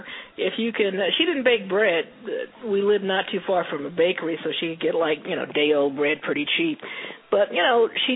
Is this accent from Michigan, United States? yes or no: no; New Jersey, United States; I was born and raised in New Jersey